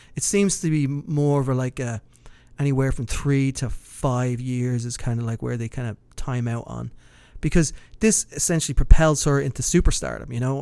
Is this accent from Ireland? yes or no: yes; Dublin, Leinster, Ireland; moved away; close to where I grew up in Kilbarrack